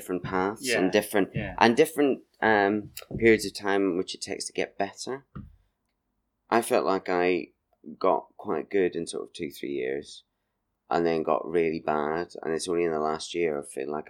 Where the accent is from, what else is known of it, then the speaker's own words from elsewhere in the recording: Markethill, Northern Ireland, United Kingdom; now in Brighton, United Kingdom; I'm from Market Hill, which is in South Armagh, Northern Ireland. But I went to Portadown College